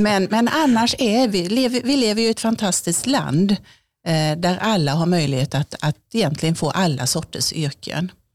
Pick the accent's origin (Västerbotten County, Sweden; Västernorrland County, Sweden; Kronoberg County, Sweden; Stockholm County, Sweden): Kronoberg County, Sweden; southern Småland; moved away as an adult; now in Örebro, Sweden; Jag är född i södra Småland, i Vilhelm Moberg trakter, så det är jättesmå åkrar och massor med stenmurar överallt